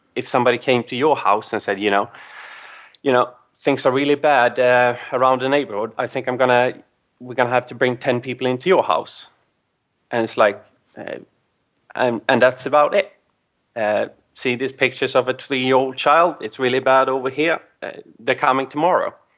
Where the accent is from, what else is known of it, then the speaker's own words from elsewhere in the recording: Sweden; English is a second language; I am from Sweden